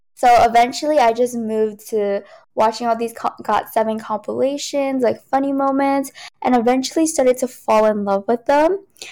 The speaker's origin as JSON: {"language": "English", "country": "United States", "first_language": "Cantonese", "second_language": "English", "said": "I'm, you know, from America"}